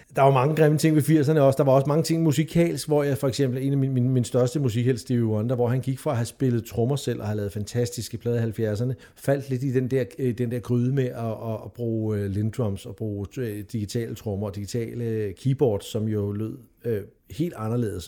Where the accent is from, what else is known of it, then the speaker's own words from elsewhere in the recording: Hvidovre, Capital Region of Denmark, Denmark; jeg voksede op i Hvidovre, lige syd for København